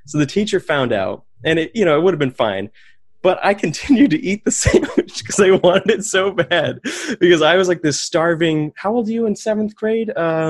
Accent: Maine, United States; So I grew up in Maine. I went to a little Christian academy. It's like a private school in South Paris.

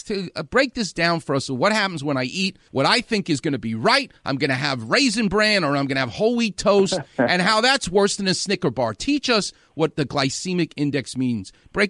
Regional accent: New York, United States; I'm from New York.

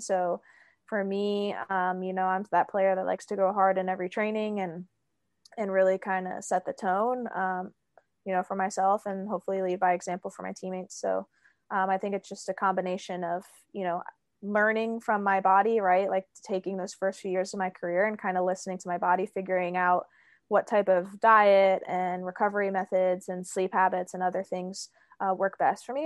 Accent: Pennsylvania, United States; also born or lived in Australia; now in Pacific Northwest, United States; I saw a decent amount of snow growing up in Pennsylvania

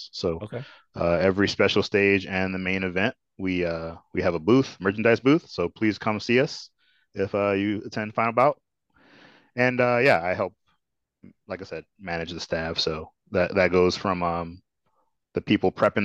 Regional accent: Chicago, Illinois, United States; moved away as an adult; also born or lived in Japan; I'm from Chicagoland

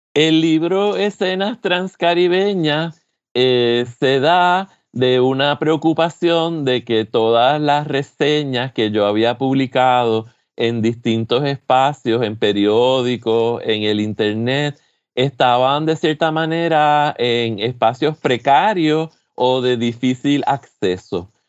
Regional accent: San Juan, Puerto Rico; moved away as an adult; also born or lived in São Paulo, Brazil; now in Michigan, United States; de San Juan, de la zona metropolitana, que es de donde yo soy, donde yo me crié

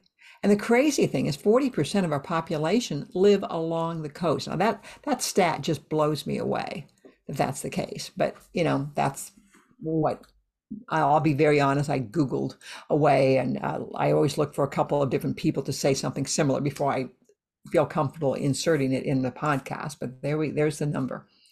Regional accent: Iowa, United States; I grew up in Iowa

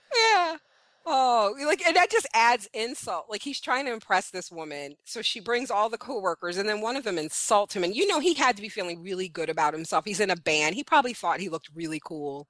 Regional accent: New York City, New York, United States; I'm Panamanian, and I grew up in Brooklyn, New York

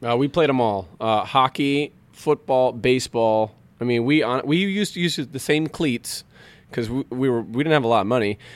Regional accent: Southern California, United States; also born or lived in Colorado; now in Chicago, United States; I'm originally from Southern Cal

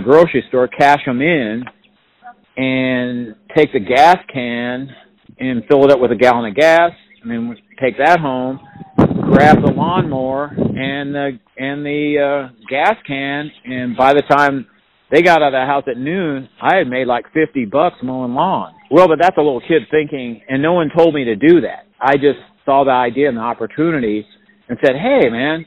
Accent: Paola, Kansas, United States; also born or lived in Olathe, Kansas; I grew up in Paola, Kansas

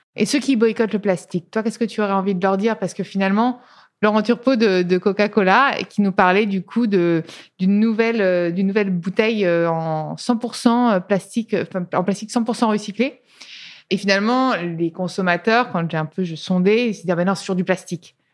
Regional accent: Tuscany, Italy; moved away; je viens d'Italie, de, Toscane

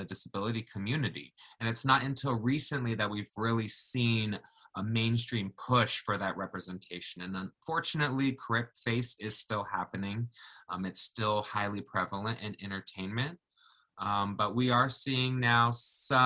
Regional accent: Jamaica; now in Oregon, United States; I was born in Jamaica.

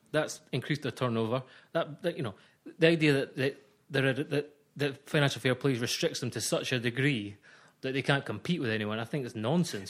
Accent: Scotland, United Kingdom; accent: Scottish; I'm a Scotsman. You'll hear that by my voice

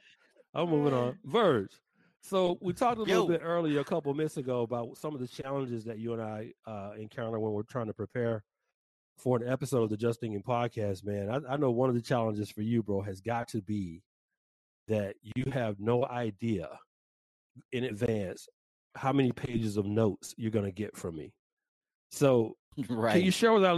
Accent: Atlanta, Georgia, United States; in Atlanta, my hometown.

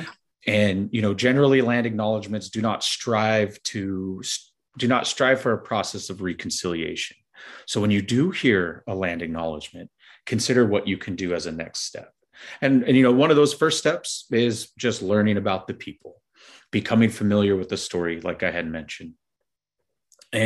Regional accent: Los Angeles, California, United States; moved away; I'm originally from the San Fernando Valley, Sylmar specifically

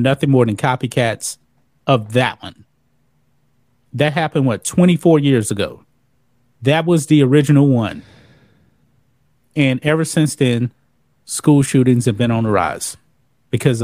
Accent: near Vidor, Texas, United States; also born or lived in Louisiana; I grew up about 10 minutes from Vidor, Texas.

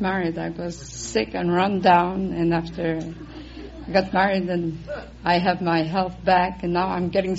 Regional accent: Montreal, Quebec, Canada; now in Los Angeles, United States; Montreal, Canada. I'm a Canadian.

